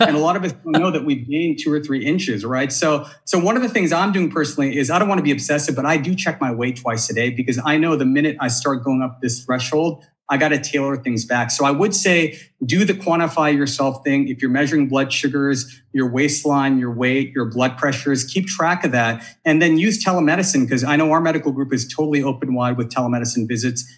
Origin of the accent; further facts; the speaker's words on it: Bakersfield, California, United States; I did most of my growing up in Bakersfield. My mom's there.